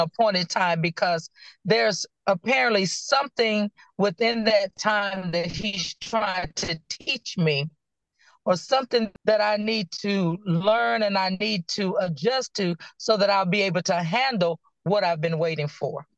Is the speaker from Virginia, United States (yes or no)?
yes; Danville, Virginia, United States; now in Clayton, United States; I am originally from Danville, Virginia. I currently reside in Clayton, North Carolina